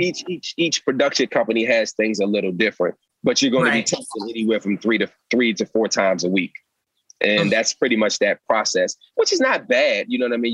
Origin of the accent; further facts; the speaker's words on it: Alexandria, Virginia, United States; I'm from Alexandria, Virginia, the DC, uh, DC, Maryland area.